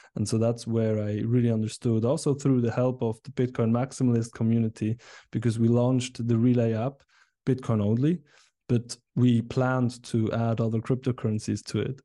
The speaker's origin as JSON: {"language": "English", "town": "Biel", "region": "Bern", "country": "Switzerland", "tie": "born or raised there", "said": "I'm from Switzerland. Uh, I grew up here, um, and, and still live here in Biel, a nice city in the canton of Bern"}